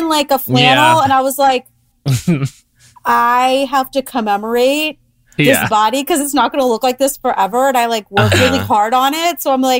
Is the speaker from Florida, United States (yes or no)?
yes; Florida, United States; born or raised there